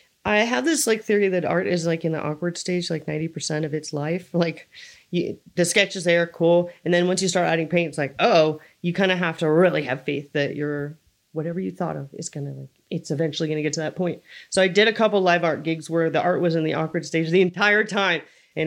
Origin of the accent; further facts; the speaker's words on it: California, United States; now in Lake Tahoe, United States; I came from the Bay Area. I had a huge friend circle. I came to Tahoe and it's really hard to meet people here.